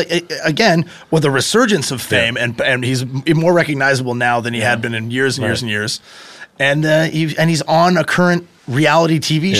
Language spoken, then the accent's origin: English; Canada; I'm Canadian